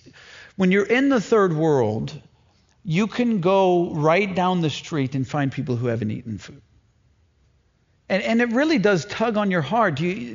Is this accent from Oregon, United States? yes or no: no; St. Louis, Missouri, United States; also born or lived in Arkansas; now in Maine, United States; And I'm from St. Louis, Missouri, or really southern Missouri and Arkansas.